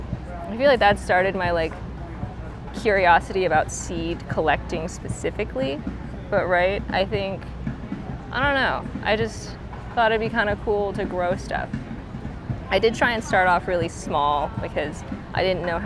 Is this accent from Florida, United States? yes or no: yes; Florida, United States; now in St. Louis, United States; I'm from Florida originally, so my parents grew stuff all the time.